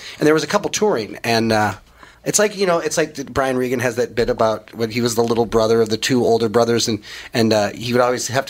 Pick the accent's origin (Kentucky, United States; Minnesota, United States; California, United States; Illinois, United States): Minnesota, United States; Edina; also born or lived in New York; now in Des Moines, United States; Edina, Minnesota.